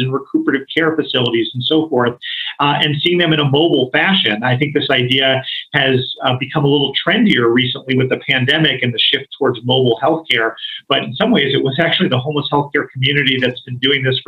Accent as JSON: {"language": "English", "region": "East Coast", "country": "United States", "also_born_or_lived": "Boston", "moved": "yes", "said": "I'm from the East Coast"}